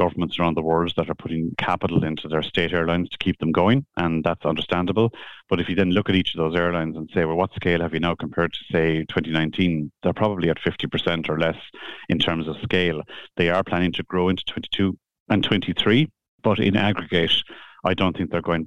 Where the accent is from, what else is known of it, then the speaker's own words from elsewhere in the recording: Cork, Munster, Ireland; I grew up in Cork in a suburb called Bishopstown